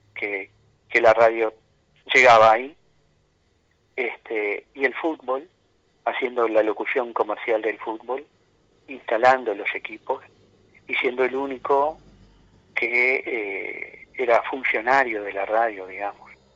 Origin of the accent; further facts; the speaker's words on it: Uruguay; also born or lived in Minas; una pasión como tantos uruguayos